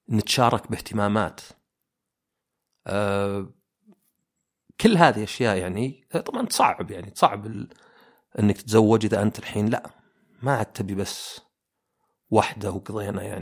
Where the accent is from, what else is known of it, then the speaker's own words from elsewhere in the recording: Oman; انا مثلا عماني كانوا الى فتره قريبه اللي يعني جدي وجدتي وعمي وزوجته وعمي الثاني ساكنين في زي البيت الكبير